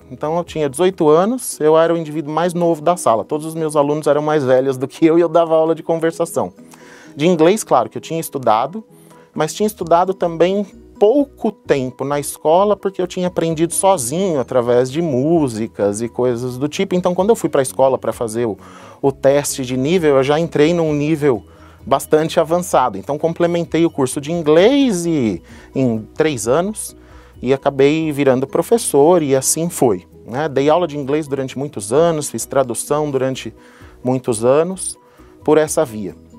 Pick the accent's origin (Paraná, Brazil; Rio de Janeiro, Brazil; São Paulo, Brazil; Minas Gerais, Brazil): São Paulo, Brazil; moved away as an adult; also born or lived in United States; Eu sou natural da cidade de São Paulo